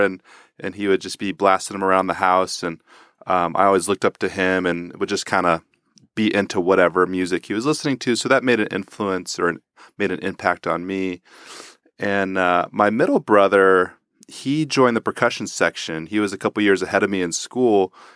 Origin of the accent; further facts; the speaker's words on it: Houston, Texas, United States; moved away; I grew up in Houston, Texas, and my family's musical